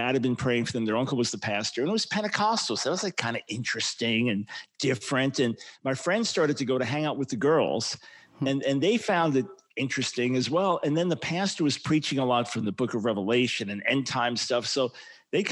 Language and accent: English; Long Island, New York, United States; We moved to Long Island when I was about 7 years old